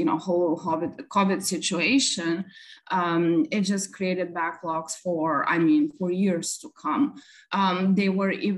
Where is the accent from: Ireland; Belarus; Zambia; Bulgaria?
Bulgaria; now in Dallas, United States; originally I'm from Bulgaria. I moved to the United States back in 1999